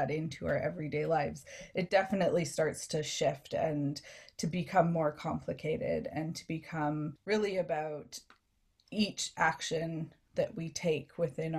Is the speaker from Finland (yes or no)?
no; Canada; So as settler Canadian, my understanding of hospitality is drawing from multi-generations of settler inhabitants